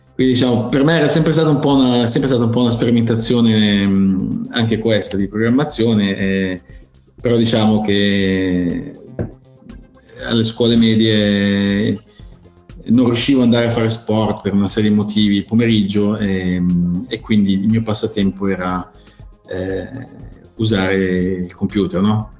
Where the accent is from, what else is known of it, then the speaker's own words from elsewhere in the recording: Milan, Lombardy, Italy; in Italia eh, sono cresciuto a Milano